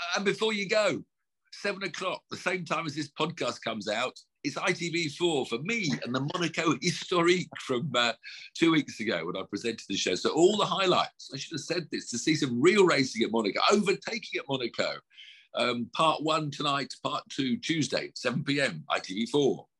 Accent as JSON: {"language": "English", "country": "United Kingdom", "said": "we're British"}